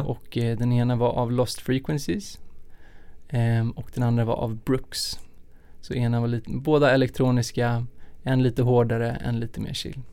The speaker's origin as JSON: {"language": "Swedish", "town": "Stockholm", "region": "Stockholm County", "country": "Sweden", "tie": "born or raised there", "also_born_or_lived": "Lund", "said": "jag är uppvuxen här i Stockholm"}